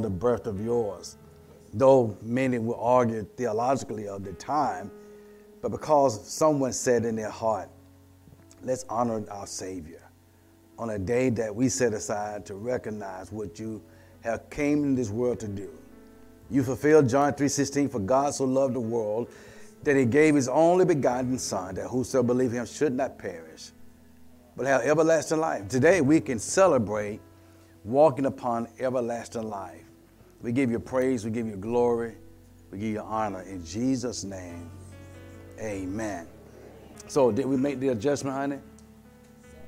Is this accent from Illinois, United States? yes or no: no; Columbus, Georgia, United States; I was back in my old neighborhood, and I was raised in East Winton, raised on King Street